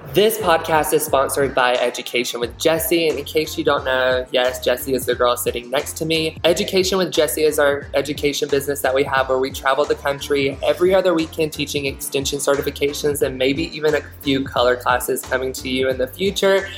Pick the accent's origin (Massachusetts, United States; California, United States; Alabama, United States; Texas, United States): Alabama, United States; also born or lived in Florida; now in Utah, United States; I grew up in Alabama, but I went to beauty school in Florida